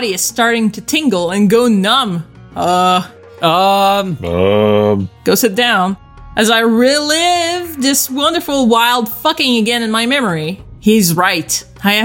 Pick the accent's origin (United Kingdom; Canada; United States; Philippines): Canada; I'm French Canadian. I speak French